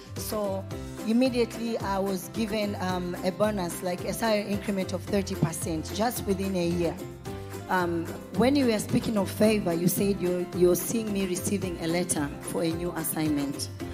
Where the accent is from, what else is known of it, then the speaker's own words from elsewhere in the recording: Tanzania; I'm from Tanzania